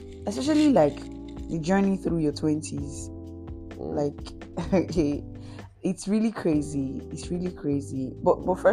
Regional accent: Nigeria; as a Nigerian that I am

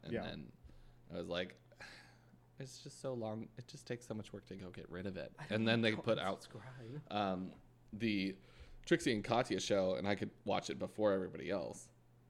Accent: New Brunswick, Canada; I'm Canadian.

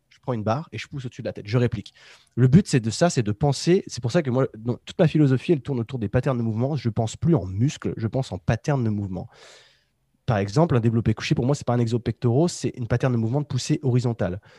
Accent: Savoie, Auvergne-Rhône-Alpes, France; je suis de Savoie

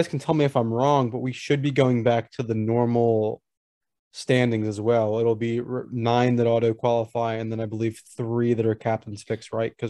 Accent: United States; As an American

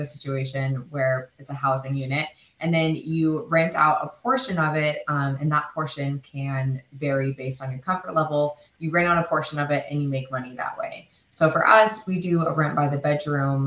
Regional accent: Oregon, United States; moved away as an adult; now in California, United States; I'm originally from Oregon

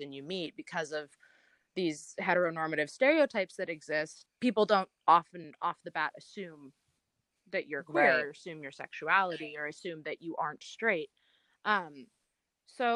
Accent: Los Angeles, California, United States; I grew up in Los Angeles

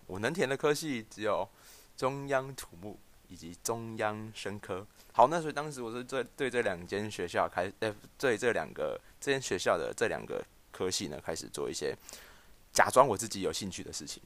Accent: Pingtung County, Taiwan; 我是屏东人，那我念的高中不是屏东的第一志愿，那我念的是地区高中，就是县立的

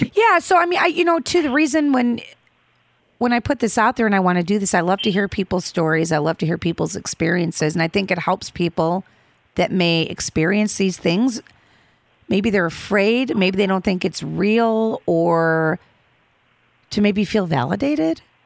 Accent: Chicago, Illinois, United States; I'm from the Midway Airport

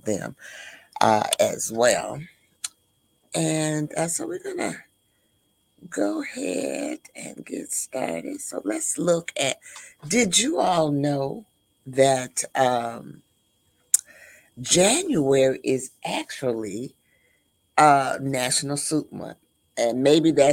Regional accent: Midwest, United States; And I'm from the Midwest.

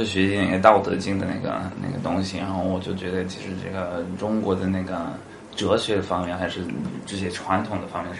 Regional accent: Canada; Chinese is a second language; now in China; 我来中国，我是加拿大人，我来中国十六年

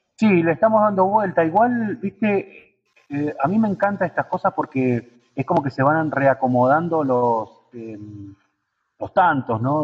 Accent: Allen, Río Negro, Argentina; also born or lived in General Roca; now in San Martín de los Andes, Argentina; yo no soy de acá de San Martín, soy de una ciudad ahí en el bache de Río Negro, que se llama Allen

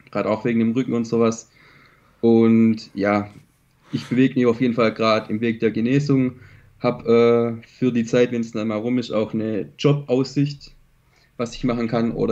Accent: near Stuttgart, Baden-Württemberg, Germany; ich komme aus Baden-Württemberg, nähe

